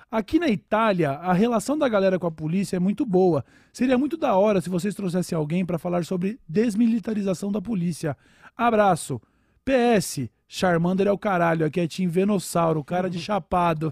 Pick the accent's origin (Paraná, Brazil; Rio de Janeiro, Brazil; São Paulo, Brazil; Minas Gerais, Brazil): São Paulo, Brazil; eu sou de São Paulo